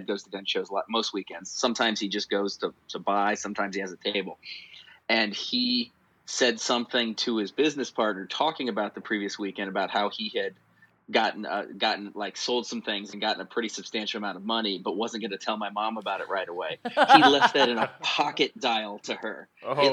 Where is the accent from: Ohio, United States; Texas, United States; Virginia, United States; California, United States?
California, United States; where are you from? I'm like, California